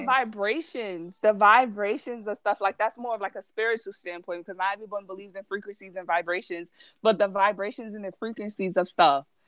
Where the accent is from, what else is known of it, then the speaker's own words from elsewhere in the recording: New York City, New York, United States; being a New Yorker